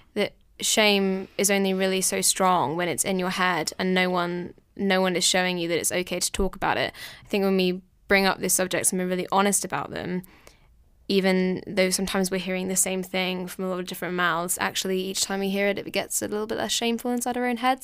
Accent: southern England, United Kingdom; I'm from England, down south

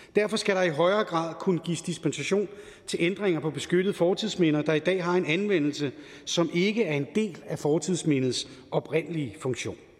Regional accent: Helsingør, Capital Region of Denmark, Denmark; født og opvokset i Helsingør

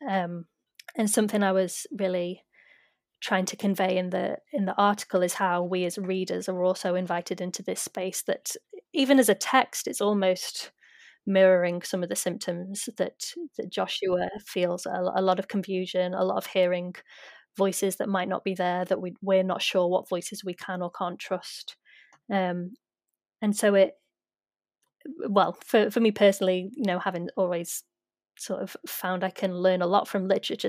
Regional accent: United Kingdom; as a British non Indigenous person

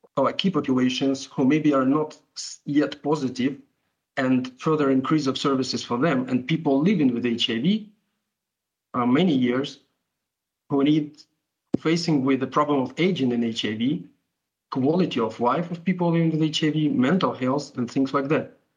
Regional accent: Ukraine; I'm from Ukraine

